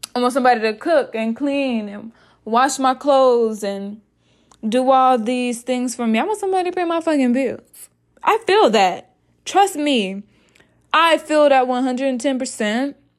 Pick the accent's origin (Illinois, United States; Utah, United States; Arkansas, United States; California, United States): Arkansas, United States; moved away as an adult; also born or lived in Iowa; I am originally from Arkansas